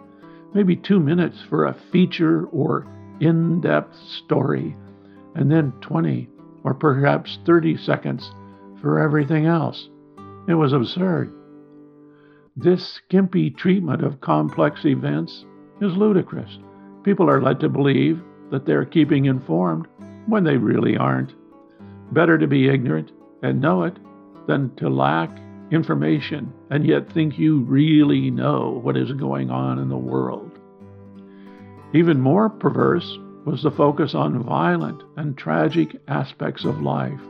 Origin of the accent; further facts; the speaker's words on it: Midwest, United States; Growing up in the Midwest